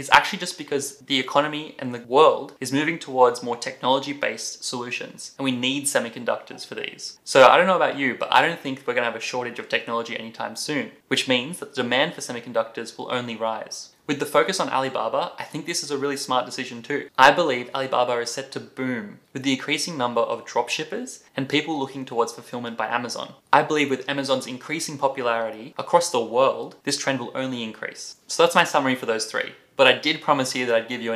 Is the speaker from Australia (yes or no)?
yes; Australia; as an Australian